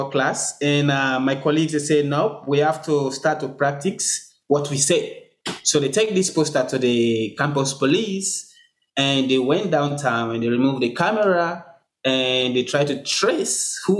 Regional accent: Sierra Leone; Even since day one, I come from Sierra Leone. It doesn't matter where I am, whether I'm the only black person here.

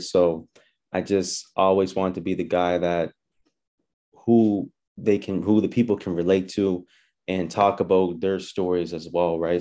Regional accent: Halifax, Nova Scotia, Canada; born and raised in Halifax, Uniax Square

